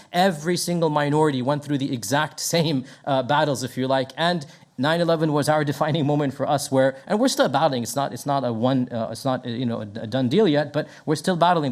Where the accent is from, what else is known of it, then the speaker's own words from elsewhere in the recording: Texas, United States; moved away as an adult; now in Memphis, United States; I was raised in Texas